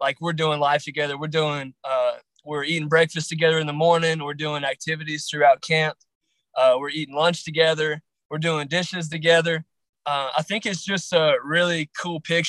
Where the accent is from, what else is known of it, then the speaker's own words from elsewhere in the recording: Grayson County, Southwest Virginia, United States; I'm from Southwest Virginia. Grayson County, more specific. It's in the Appalachian Mountains.